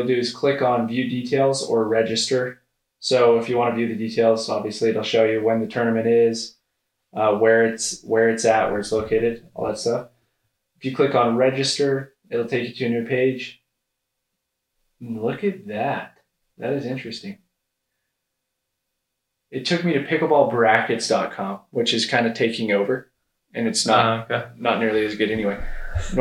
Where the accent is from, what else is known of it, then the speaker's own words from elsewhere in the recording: Utah, United States; I'm from Utah